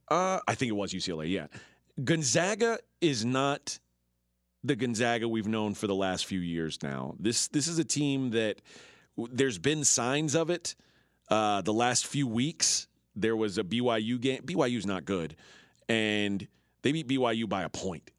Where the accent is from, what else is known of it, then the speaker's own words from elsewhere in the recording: Houston, Texas, United States; moved away; I'm from Texas